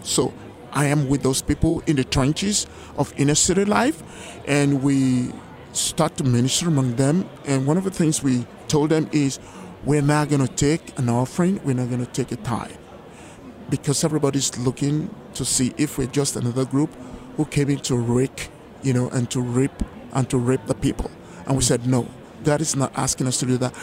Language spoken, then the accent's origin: English; Lagos, Nigeria; moved away; My country of origination is Nigeria in West Africa